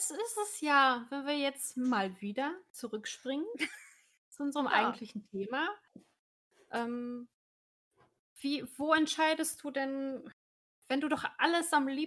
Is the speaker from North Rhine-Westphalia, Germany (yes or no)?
yes; North Rhine-Westphalia, Germany; born or raised there; moved away as an adult